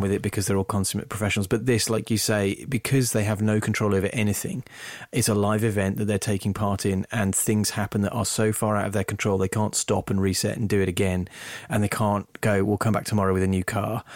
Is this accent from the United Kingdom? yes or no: yes; England, United Kingdom; I'm English, not American